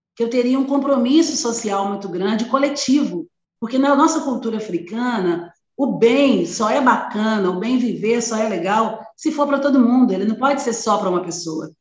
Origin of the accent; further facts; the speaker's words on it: Belo Horizonte, Minas Gerais, Brazil; eu sou de uma família pobre, muito pobre, de Belo Horizonte, Minas Gerais, eu sou mineira